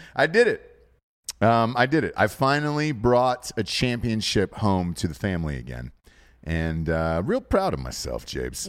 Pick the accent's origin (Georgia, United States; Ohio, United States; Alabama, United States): Georgia, United States; I grew up in Georgia